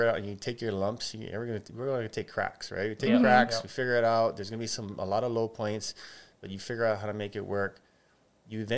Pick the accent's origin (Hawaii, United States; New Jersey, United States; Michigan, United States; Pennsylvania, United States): Hawaii, United States; growing up in Hawaii